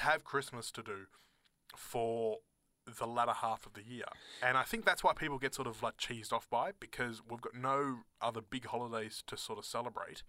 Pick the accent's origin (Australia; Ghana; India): Australia; accent: Australian, private school; my Australian accent